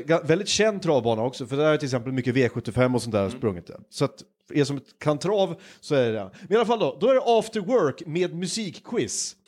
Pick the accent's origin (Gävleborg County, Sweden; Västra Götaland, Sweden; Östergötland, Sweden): Gävleborg County, Sweden; Hudiksvall; now in West coast, Sweden; min hemstad, Hudiksvall